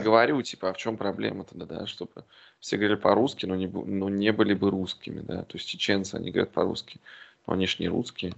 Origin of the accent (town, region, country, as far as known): Yartsevo, Smolensk Oblast, Russia; now in Berlin, Germany